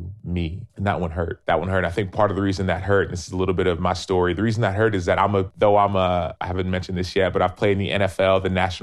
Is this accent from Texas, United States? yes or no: yes; Dallas, Texas, United States; I was born and raised in Dallas